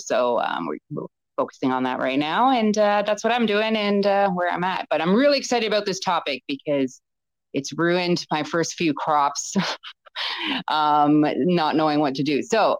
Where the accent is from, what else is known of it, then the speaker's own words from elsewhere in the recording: Canada; an advocate and with patient advocacy groups here in Ontario. I'm Canadian.